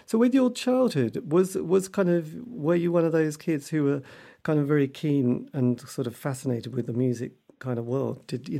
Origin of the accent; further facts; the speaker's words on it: East Anglia, East of England, United Kingdom; I come from East Anglia